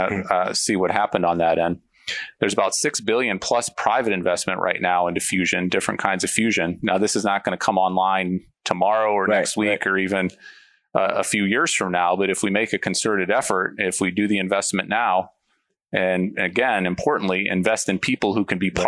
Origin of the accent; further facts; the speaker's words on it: Illinois, United States; I grew up in a steel mill community in a small town in Illinois, a very polluted place